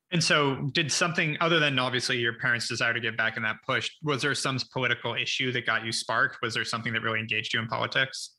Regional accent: Ojai, California, United States; also born or lived in Los Angeles / Santa Monica; born in West LA, in, then in Santa Monica till I was six, then moved up to Ojai for my childhood.

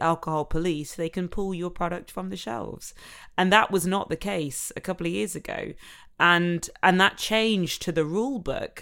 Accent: Nottingham, East Midlands, United Kingdom; from Nottingham, which is my hometown where I'm from.

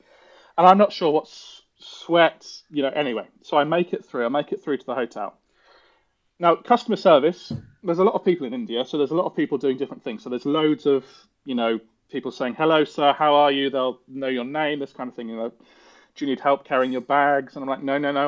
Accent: England, United Kingdom; I'm an Englishman.

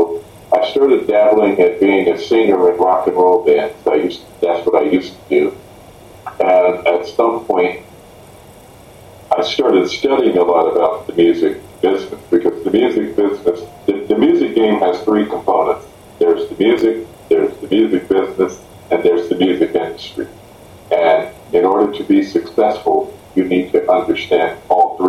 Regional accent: Indianapolis, Indiana, United States; based out of my hometown of Indianapolis, Indiana

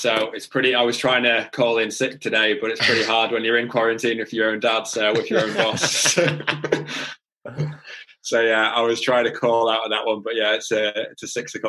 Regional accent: Cumbria, North West England, United Kingdom; So we're up just underneath Scotland in a county called Cumbria. So Dad's family has been farming here for about 400 years, so a long time.

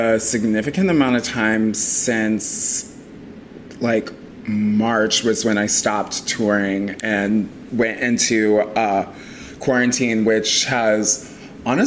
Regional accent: Chicago, Illinois, United States; also born or lived in Indiana; I was born in Indiana. My family moved to like the southwest suburbs of Chicago when I was like six

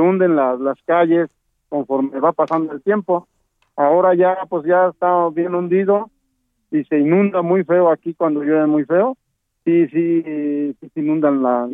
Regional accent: Mexico City, Mexico; Yo soy nativo de aquí, de la colonia

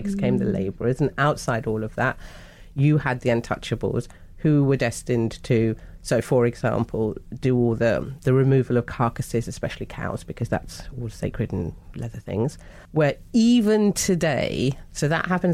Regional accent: London, United Kingdom; Well, South London

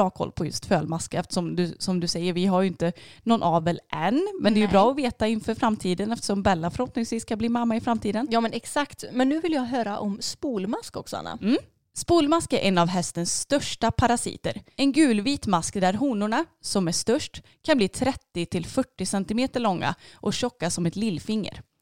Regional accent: Stockholm area, Stockholm County, Sweden; moved away; jag kommer uppifrån Stockholmsområdet och eh, min familj bor fortfarande kvar där uppe

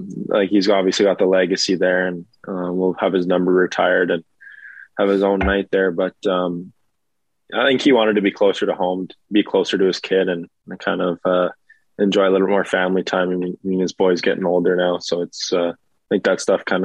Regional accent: Alberta, Canada; I'm from Alberta

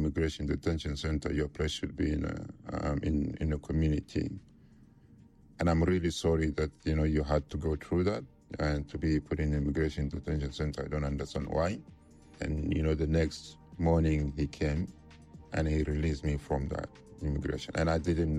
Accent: Chad; moved away as an adult; now in United Kingdom; I am originally from Chad, and Chad is in Africa, Central Africa.

